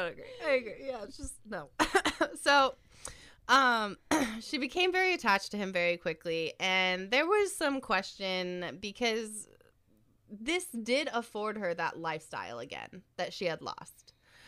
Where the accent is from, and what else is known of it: United States